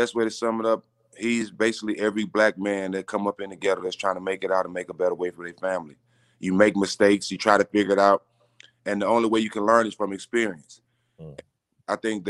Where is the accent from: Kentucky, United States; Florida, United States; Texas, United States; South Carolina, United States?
Texas, United States; Port Arthur; So I'm from Port Arthur, Texas, which is like an hour and a half away